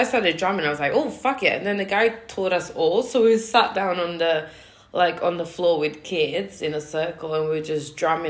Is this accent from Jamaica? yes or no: yes; Jamaica; I invited Leslie on Jamaican Independence Day. I'm Jamaican.